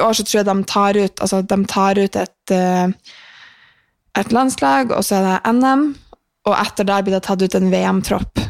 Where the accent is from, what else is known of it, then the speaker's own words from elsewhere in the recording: Mosjøen, Nordland, Norway; now in Trondheim, Norway; fikk jeg ta karantenen min i Mosjøen med familien